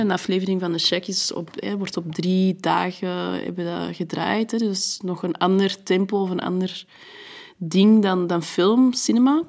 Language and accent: Dutch; Antwerp, Flanders, Belgium; first language French; Dutch is a second language; also born or lived in France; Maar Antwerpen is de plek waar ik het langst heb gewoond en waar ik echt ben opgegroeid, mijn jeugd heb doorgebracht